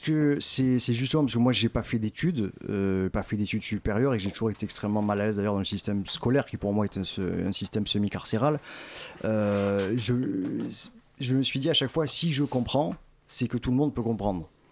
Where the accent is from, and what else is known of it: Marseille, Provence-Alpes-Côte d'Azur, France; born or raised there